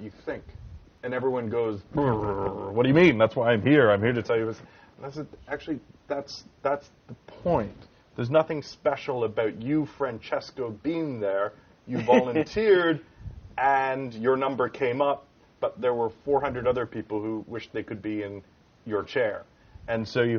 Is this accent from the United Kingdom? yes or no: no; Canada; as a Canadian